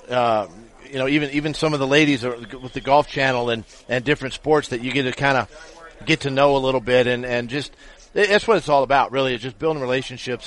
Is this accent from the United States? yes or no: yes; Ferndale, Washington, United States; growing up in Washington State